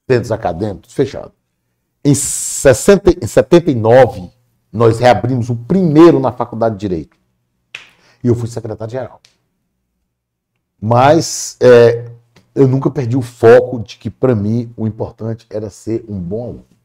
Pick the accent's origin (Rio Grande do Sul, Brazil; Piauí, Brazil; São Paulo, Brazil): Piauí, Brazil; como eu vinha de, de, do Piauí, a lógica era assim: eu tenho que fazer um bom curso.